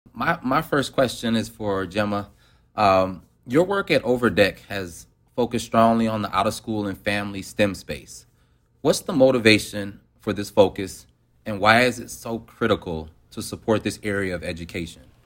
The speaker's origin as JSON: {"language": "English", "town": "Detroit", "region": "Michigan", "country": "United States", "said": "I'm from Detroit, Michigan"}